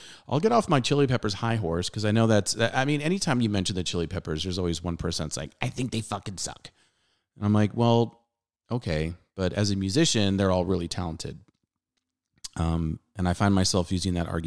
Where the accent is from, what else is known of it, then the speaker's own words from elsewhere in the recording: Southern California, United States; I grew up in Southern California.